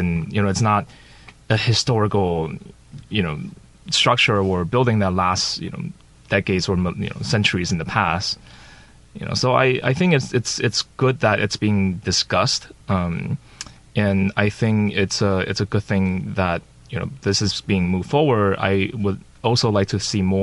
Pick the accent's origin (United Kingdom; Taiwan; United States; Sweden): Taiwan; Daxi, Taoyuan; that's actually my hometown. So I grew up in Daxi